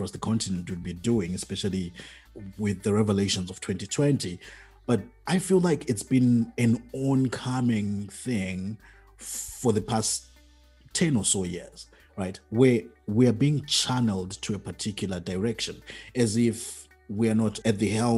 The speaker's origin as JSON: {"language": "English", "country": "Zimbabwe", "tie": "born or raised there", "moved": "yes", "said": "when I was still in my home country, Zimbabwe, when I was growing up"}